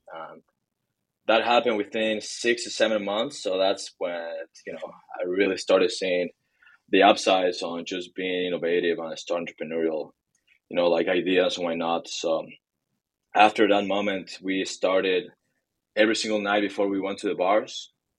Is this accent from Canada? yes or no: no; Bolivia; moved away as an adult; also born or lived in Hong Kong / Shanghai, China / Florida, United States; I was born and raised in Bolivia and lived in Hong Kong, China, and Shanghai for about a year and a half. And I came to college to the US, to Florida, University of Florida.